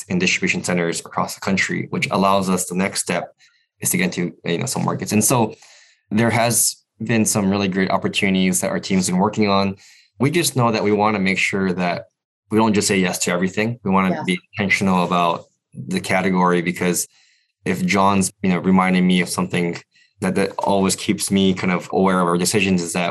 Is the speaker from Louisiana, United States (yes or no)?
no; Hawaii, United States; moved away as an adult; I grew up in Hawaii. And yeah. Until I was in college, I lived in Hawaii.